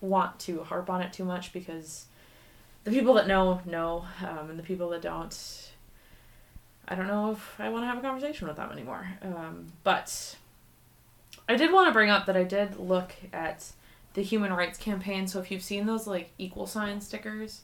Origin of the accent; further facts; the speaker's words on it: Minneapolis, Minnesota, United States; moved away as an adult; now in North Dakota, United States; I come from the Twin Cities of Minnesota, and I started there